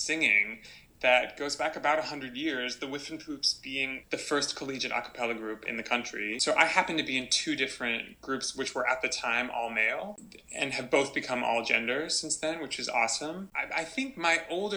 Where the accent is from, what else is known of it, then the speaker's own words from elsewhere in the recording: Nashville, Tennessee, United States; Nashville itself was a really lovely place to grow up